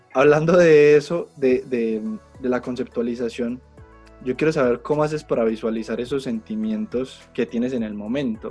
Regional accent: Colombia; yo soy fotógrafo colombiano

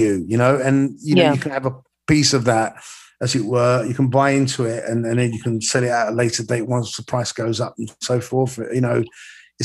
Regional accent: London, United Kingdom; I am a foreigner, even though I was born and bred in London

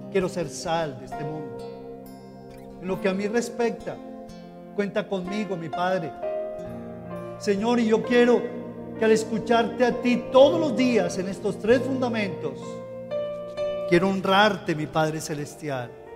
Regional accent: Colombia; como ciudadanos colombianos

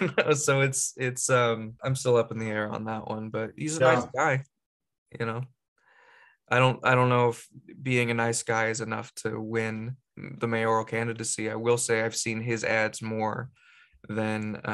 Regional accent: Gilroy, California, United States; moved away as an adult; also born or lived in Santa Cruz, California; now in Seattle, United States; I grew up in the Bay Area. I grew up right outside of Silicon Valley, Gilroy, California

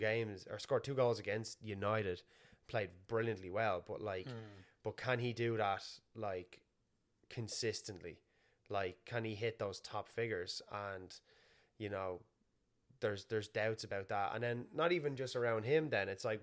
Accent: Skerries, Leinster, Ireland; born or raised there; moved away as an adult; also born or lived in Canada; now in Toronto, Canada

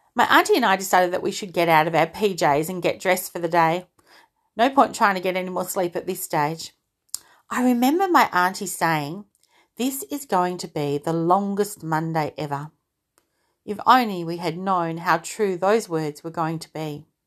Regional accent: Australia; also born or lived in United Kingdom; I'm an Aussie, but I was born in the U K

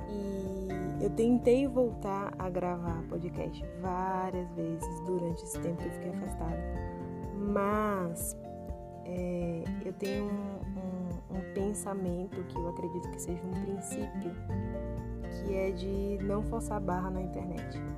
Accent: Bahia, Brazil; Chego eu aqui, né, com a minha cara que nem arde, como um bom baiano diz, recuperando todo, toda a graciosidade do meu sotaque original, né

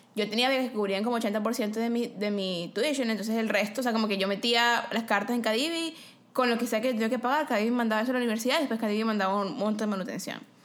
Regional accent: Venezuela; moved away as an adult; yo soy venezolana

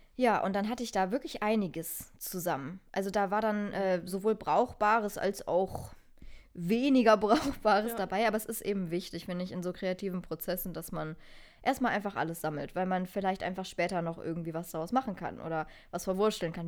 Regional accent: Germany; Ich bin eine richtige Almankartoffel

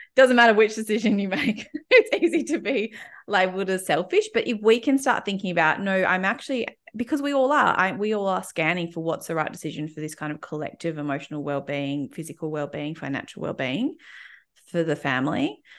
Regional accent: Melbourne, Victoria, Australia; In case, in case you haven't picked up, picked up from my accent, I'm, I, I live and have always lived in, um, Melbourne, Australia.

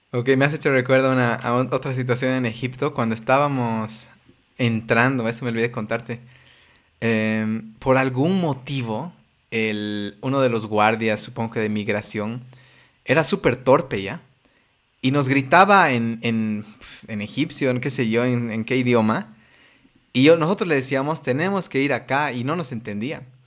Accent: Bolivia; como bolivianitos asustados

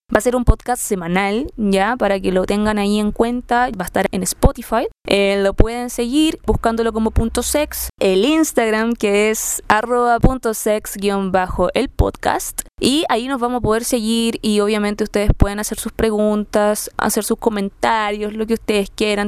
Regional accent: Quilpué, Valparaíso, Chile; moved away as an adult; now in Santiago, Chile; soy de Quilpué, Ciudad del Sol

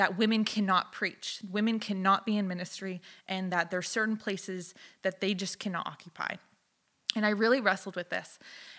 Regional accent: Alberta, Canada; also born or lived in Southern United States; I moved every 2 years till I was 15. So I was raised in Alberta and the Southern United States for the most part.

